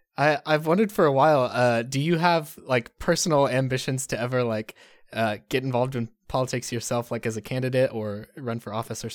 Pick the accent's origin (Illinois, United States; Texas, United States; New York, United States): Texas, United States; Plano; moved away; we're from, or I grew up in Plano and we both lived there